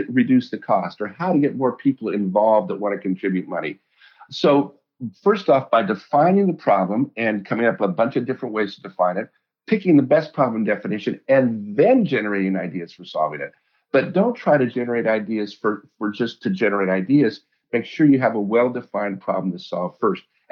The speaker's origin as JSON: {"language": "English", "region": "Colorado", "country": "United States", "tie": "born or raised there", "said": "I grew up in Colorado"}